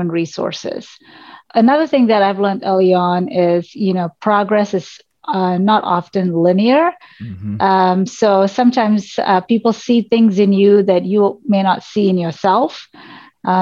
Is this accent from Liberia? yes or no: no; Malaysia; moved away as an adult; also born or lived in Missoula, Montana, United States; now in United States; I was born and raised in Malaysia